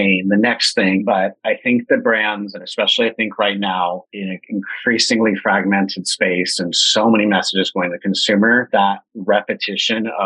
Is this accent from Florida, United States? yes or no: no; California, United States; born and raised in California